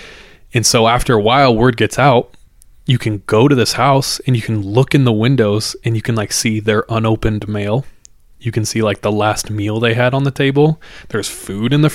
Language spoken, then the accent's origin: English; Visalia, California, United States; where me and Jordan grew up, Central California